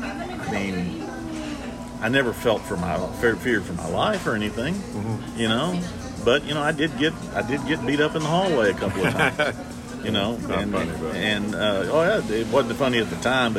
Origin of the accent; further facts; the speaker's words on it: Dallas, Texas, United States; I grew up in Dallas and went to all public schools in DISD